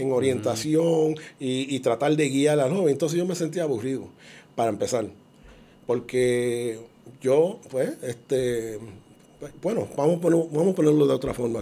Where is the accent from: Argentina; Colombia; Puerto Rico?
Puerto Rico